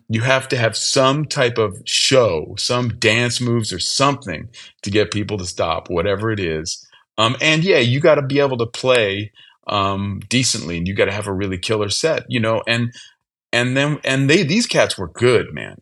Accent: Berkeley, California, United States; where I grew up in the Bay Area

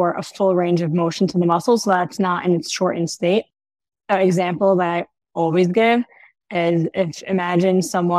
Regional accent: New York City, New York, United States; now in Ra'anana, Israel; I'm originally from New York

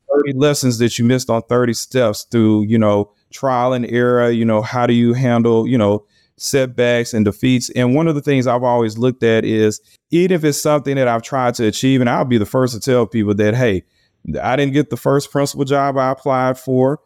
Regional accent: Louisiana, United States; Louisiana, which is my home state

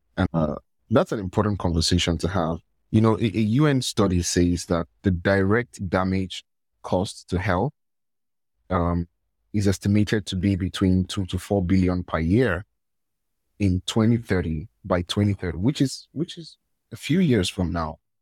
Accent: Nigeria; I'm from Nigeria.

